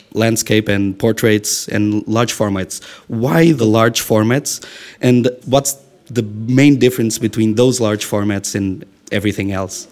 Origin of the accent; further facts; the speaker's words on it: Porto, Norte, Portugal; We're all from Porto